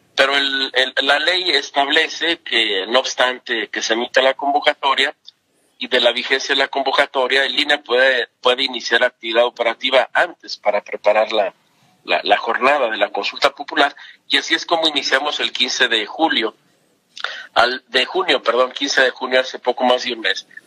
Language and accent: Spanish; Mexico; como mexicanas, como mexicanos, que nos podamos manifestar